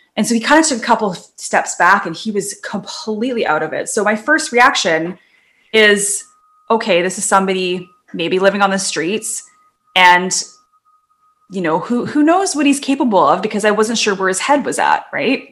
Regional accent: North Vancouver, British Columbia, Canada; where I grew up in Lynn Valley in North

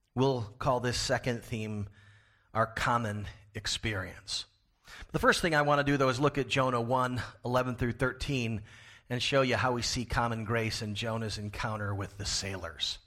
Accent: Florida, United States; now in Pasadena, United States; my home state of Florida

